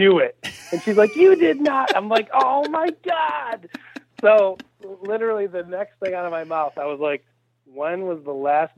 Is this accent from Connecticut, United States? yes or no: no; Illinois, United States; I am from Illinois, born and raised, unfortunately, in the outskirts of the Chicago suburbs, so we're often considered the enemy amongst the rest of the Illinois residents. But, yeah, from the Chicagoland area, born and raised